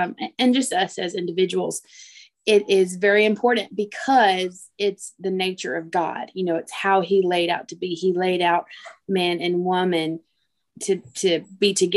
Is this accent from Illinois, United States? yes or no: no; Arkansas, United States; moved away as an adult; now in Lake Charles, United States; I'm from Arkansas. I was there for 26 years.